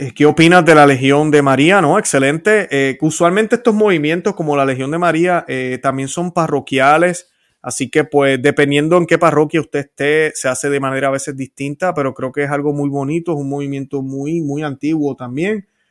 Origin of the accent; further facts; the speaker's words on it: Puerto Rico; Yo soy puertorriqueño